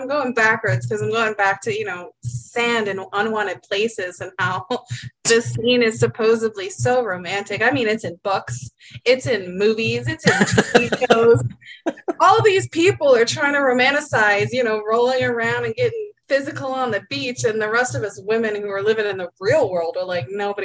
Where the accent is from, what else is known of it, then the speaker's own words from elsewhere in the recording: New Jersey, United States; I'm from Jersey. I'm over the beach